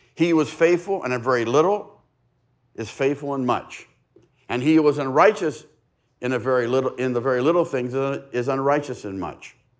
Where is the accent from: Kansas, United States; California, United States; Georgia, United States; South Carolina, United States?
California, United States; La Mesa; I've lived in East County for seventy years. This has been my home address for seventy years. I mean, I've gone to school other places, but I've lived, I was, I was born in La Mesa